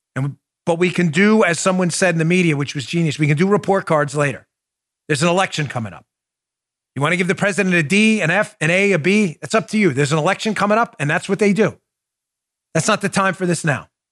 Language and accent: English; New York, United States; moved away; I was born in New York, grew up in New York